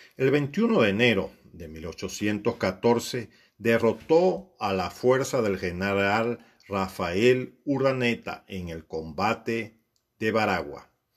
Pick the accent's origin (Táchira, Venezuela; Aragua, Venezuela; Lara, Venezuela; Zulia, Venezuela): Lara, Venezuela; Siquisique; la tierra donde nací